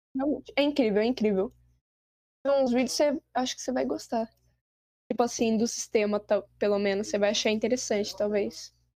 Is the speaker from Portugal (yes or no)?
no; Brazil; a gente é do Brasil